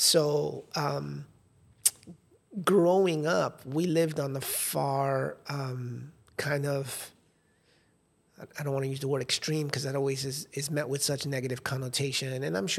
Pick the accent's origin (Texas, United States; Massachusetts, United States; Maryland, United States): Massachusetts, United States; New Bedford; also born or lived in Fort Lauderdale; this community that I grew up with in New Bedford, Massachusetts. And then we moved to Fort Lauderdale.